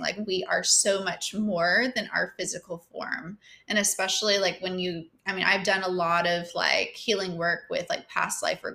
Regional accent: Georgia, United States; also born or lived in New York; I have mostly lived in Georgia in my whole life

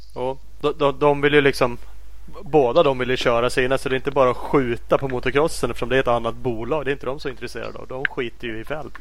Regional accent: Sweden; vi som eh, svenskar

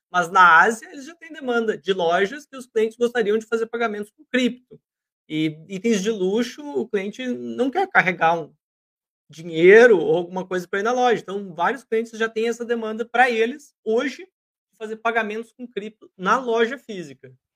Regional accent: Brazil

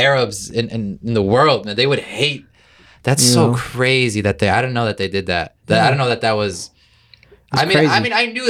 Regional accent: Illinois, United States; I was born here

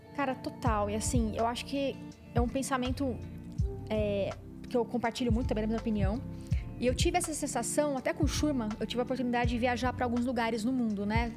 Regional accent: Barretos, São Paulo, Brazil; eu venho né, do interior de São Paulo, de Barretos também

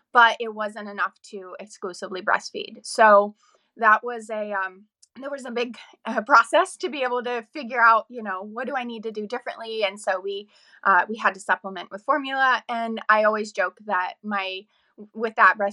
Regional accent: north of Pittsburgh, Western Pennsylvania, United States; moved away as an adult; also born or lived in Alexandria, Virginia; now in Montclair, Virginia, United States; I am from Western Pennsylvania, kind of north of Pittsburgh area, small town girl.

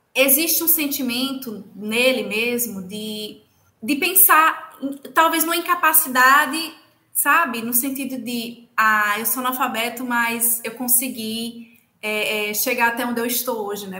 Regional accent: Lagoa do Carro, Pernambuco, Brazil; moved away as an adult; now in Ceará, Brazil; eu sou do interior também, né, de Pernambuco, eu sou de uma cidade chamada Lagoa do Carro

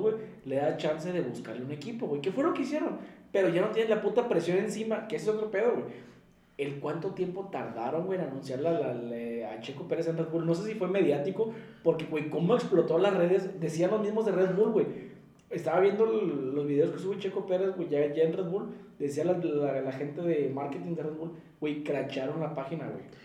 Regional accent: Monterrey, Nuevo León, Mexico; somos mexicanos, somos regios

